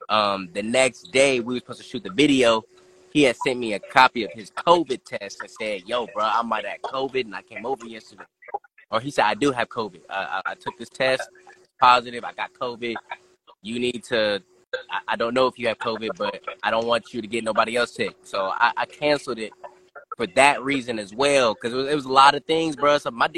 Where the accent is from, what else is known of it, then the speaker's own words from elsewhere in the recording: Dayton, Ohio, United States; I'm from Dayton, Ohio, this beautiful city that I'm in right now. Dayton, Ohio, I'm like, 5 minutes from downtown, maybe even less. But Dayton, Ohio is where I'm from.